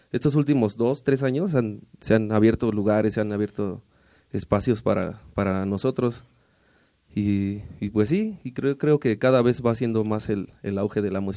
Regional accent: Querétaro, Mexico; now in Mexico City, Mexico; yo soy de Querétaro

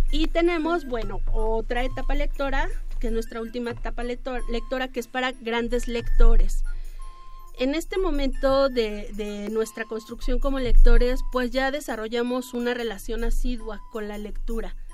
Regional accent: Mexico City, Mexico; somos los chilangos.

